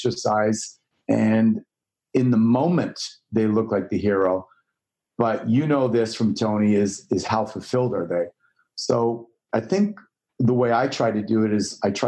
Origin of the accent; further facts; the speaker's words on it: Canada; moved away as an adult; now in Los Angeles, United States; I grew up in Canada